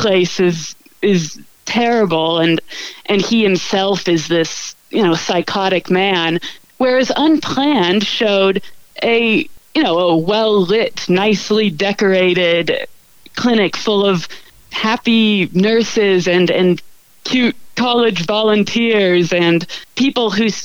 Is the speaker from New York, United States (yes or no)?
no; Parker, Colorado, United States; also born or lived in Laramie, Wyoming; I'm from Parker, which is a bit southeast of Denver.